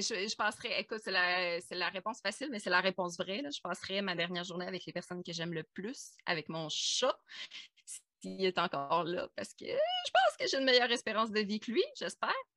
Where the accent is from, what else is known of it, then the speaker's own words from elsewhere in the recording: Abitibi, Quebec, Canada; Je viens de l'Abitibi